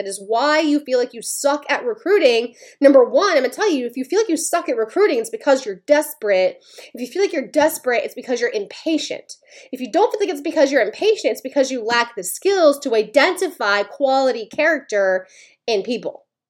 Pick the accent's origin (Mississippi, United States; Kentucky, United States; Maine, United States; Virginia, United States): Maine, United States; I'm from Maine